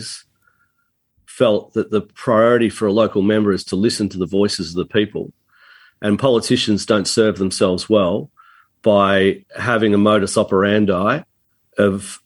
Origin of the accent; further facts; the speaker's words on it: Melbourne, Victoria, Australia; I grew up playing at Wattle Park Golf Course, 9-hole golf course in the southeastern suburbs near where I grew up in Burwood.